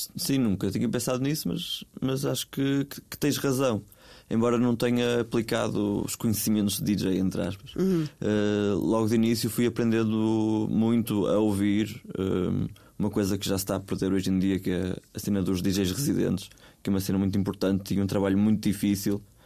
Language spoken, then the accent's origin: Portuguese; Vila do Conde, North, Portugal; moved away; as próprias caxinas, que é onde eu desenvolvo a maior parte do meu trabalho